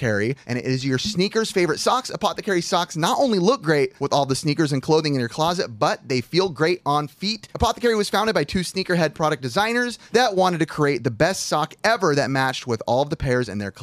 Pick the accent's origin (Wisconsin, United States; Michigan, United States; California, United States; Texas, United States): California, United States; we in California, where we from